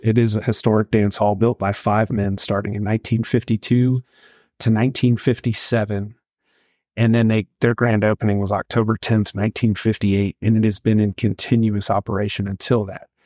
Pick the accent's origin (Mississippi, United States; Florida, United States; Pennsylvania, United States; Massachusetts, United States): Mississippi, United States; Mississippi Gulf Coast, United States; also born or lived in Central Texas; now in Tye, Texas, United States; I'm from the Mississippi Gulf Coast, and, and that's a pork-heavy state